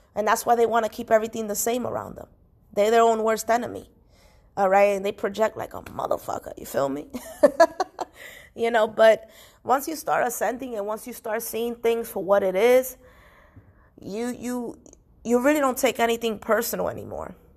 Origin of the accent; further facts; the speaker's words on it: New York City, New York, United States; I was born and raised in Washington Heights slash Inwood.